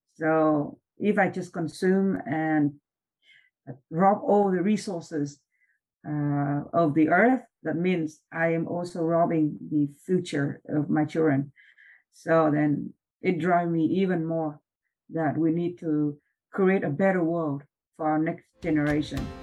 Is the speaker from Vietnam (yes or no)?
yes; Vietnam; moved away as an adult; also born or lived in Hawaii / Switzerland / Vancouver; now in Canada; I was born and raised in Vietnam.